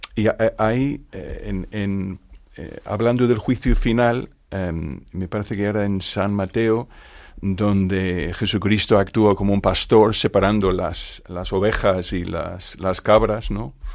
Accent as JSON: {"language": "Spanish", "region": "Northern Ireland", "country": "United Kingdom", "second_language": "Spanish", "moved": "as an adult", "lives_now": "Spain", "said": "soy irlandés, de Irlanda del Norte. Eh, llevo 36 años ya viviendo en España"}